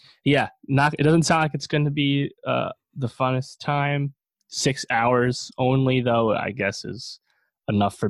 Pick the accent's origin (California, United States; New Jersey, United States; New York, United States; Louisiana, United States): New York, United States; in and around Poughkeepsie; this was shot in and around my hometown